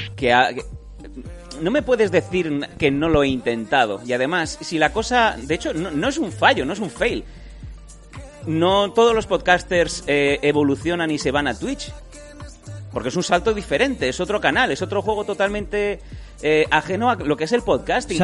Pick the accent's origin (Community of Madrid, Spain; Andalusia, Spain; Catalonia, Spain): Catalonia, Spain; Esparreguera; born or raised there